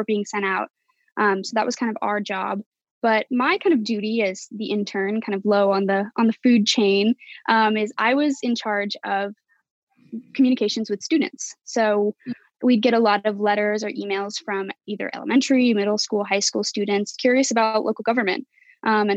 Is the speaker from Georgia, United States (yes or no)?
no; Salt Lake City, Utah, United States; moved away as an adult; now in Washington, United States; I actually stayed in my hometown of Salt Lake City, Utah